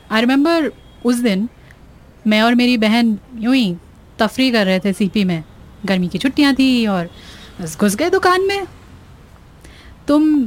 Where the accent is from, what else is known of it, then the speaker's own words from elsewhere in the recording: Mumbai, Maharashtra, India; you don't know Bombay से originally मेरे सारे बॉम्बे के फ्रेंड्स इसी की बात करते रहते हैं